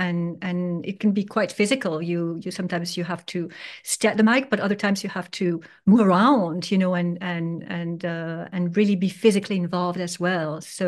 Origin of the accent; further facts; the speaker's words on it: Geneva, Switzerland; also born or lived in Paris, France; Basically, I was born in Paris, and my father was from Spain and my mother from Greece. And then we moved to Geneva, Switzerland, right away, which is already very international.